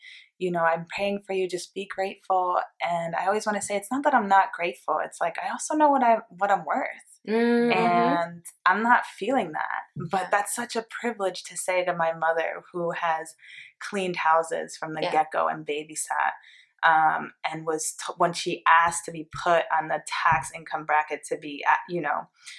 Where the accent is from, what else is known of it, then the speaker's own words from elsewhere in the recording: Greenwich, Connecticut, United States; That's why I hate saying I'm from Greenwich.